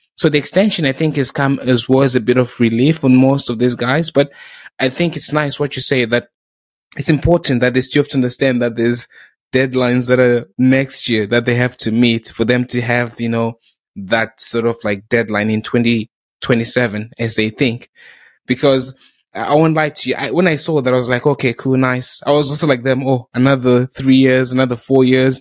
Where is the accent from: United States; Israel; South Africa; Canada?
South Africa; also born or lived in Zimbabwe; now in United Kingdom; I started going to school in South Africa.